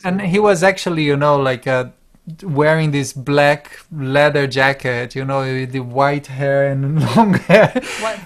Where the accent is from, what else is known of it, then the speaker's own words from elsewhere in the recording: Brazil; now in Europe; I am from Brazil, and I moved to Europe um, ten years ago